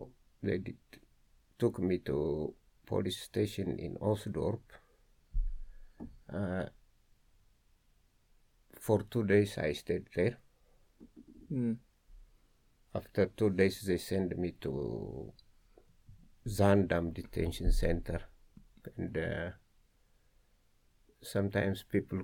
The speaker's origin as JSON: {"language": "English", "region": "Addis Ababa", "country": "Ethiopia", "tie": "born or raised there", "moved": "as an adult", "lives_now": "Amsterdam, Netherlands", "said": "I raised up in the capital"}